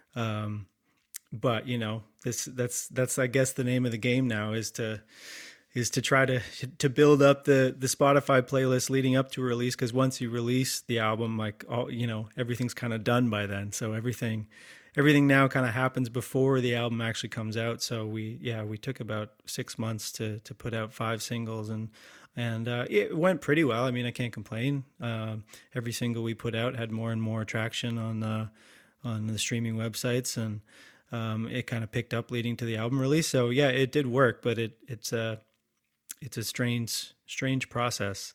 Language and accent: English; London, Ontario, Canada; moved away as an adult; also born or lived in Boston / New York / Toronto; now in Creemore, Canada; I'm from London, Ontario originally